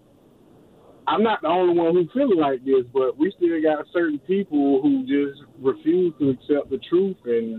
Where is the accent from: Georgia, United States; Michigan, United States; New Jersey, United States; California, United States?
Georgia, United States; I'm 45 years old, and I grew up in Georgia. I'm an African-American male